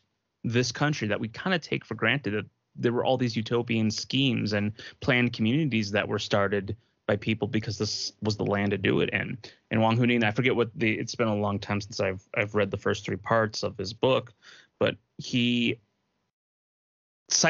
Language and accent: English; United States